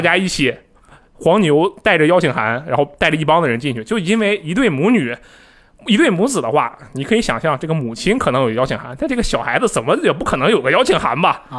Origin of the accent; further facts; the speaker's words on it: Harbin, Heilongjiang, China; moved away; 你如果你来我的家乡哈尔滨的话，你就能感受到真正的东北风情